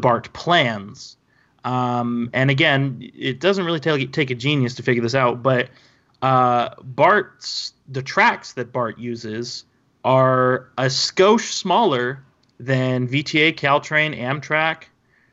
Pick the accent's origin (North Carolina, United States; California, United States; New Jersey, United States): California, United States; San Jose; somebody who was born and raised in San Jose